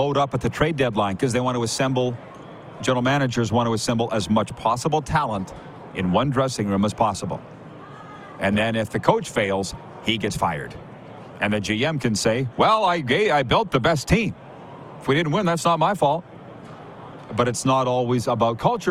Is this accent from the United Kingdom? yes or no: no; Canada; as Canadian born and raised and Canadian citizens